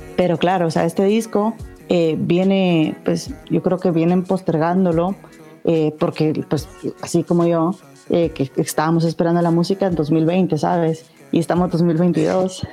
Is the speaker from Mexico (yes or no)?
no; Guatemala; soy de Guatemala